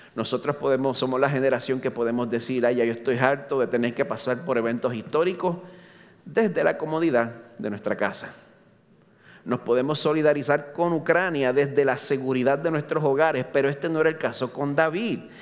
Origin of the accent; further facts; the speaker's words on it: Carolina, Puerto Rico; moved away as an adult; now in Orlando, United States; nacido y criado aquí en Puerto Rico, en Carolina